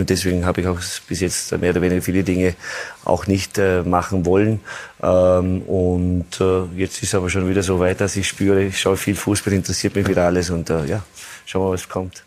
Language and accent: German; Austria; möchte als Österreicher